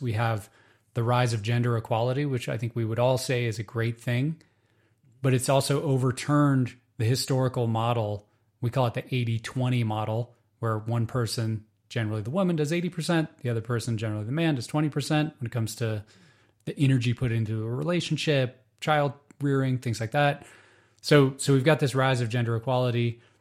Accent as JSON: {"language": "English", "country": "United States", "tie": "born or raised there", "said": "Growing up in the United States"}